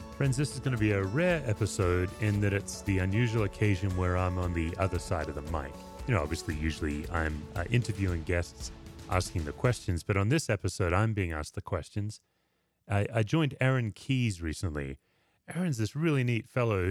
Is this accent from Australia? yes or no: yes; Perth, Western Australia, Australia; moved away as an adult; also born or lived in Knoxville, Tennessee; now in Colorado, United States; I grew up unchurched in Australia, Perth